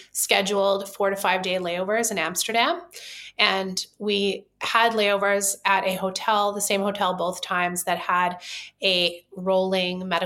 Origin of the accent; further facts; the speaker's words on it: Vancouver, British Columbia, Canada; We are from Vancouver, Canada